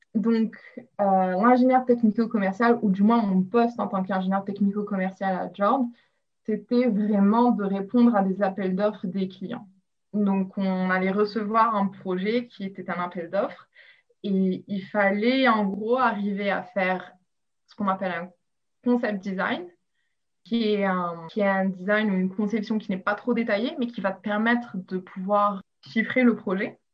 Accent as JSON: {"language": "French", "town": "Rabat", "region": "Rabat-Salé-Kénitra", "country": "Morocco", "tie": "born or raised there", "also_born_or_lived": "Rouen, France / Lille, France", "moved": "as an adult", "lives_now": "Australia", "said": "J'ai grandi au Maroc où je suis allée au lycée français à Rabat"}